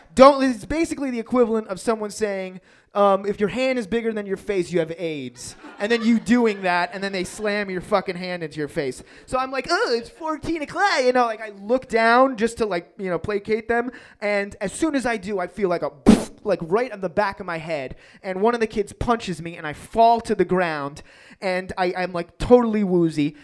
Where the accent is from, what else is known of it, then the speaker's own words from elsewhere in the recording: New York City, New York, United States; I grew up in Queens in New York